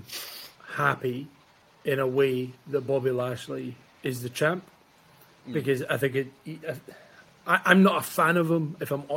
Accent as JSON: {"language": "English", "region": "Scotland", "country": "United Kingdom", "said": "I'm Scottish."}